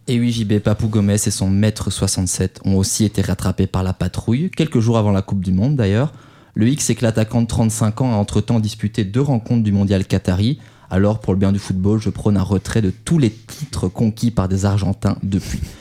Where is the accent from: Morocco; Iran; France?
France; chez nous en France